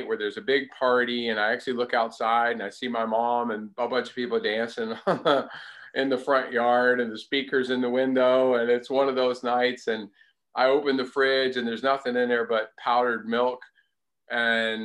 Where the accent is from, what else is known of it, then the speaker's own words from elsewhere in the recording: Durham, North Carolina, United States; moved away as an adult; also born or lived in Seattle, Washington; I lived primarily with my mother and my stepdad here in Durham, North Carolina, out in the country, like out in the sticks